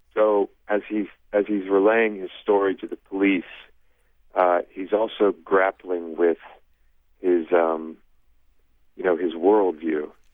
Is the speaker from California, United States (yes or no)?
no; Ohio, United States; I'm from Ohio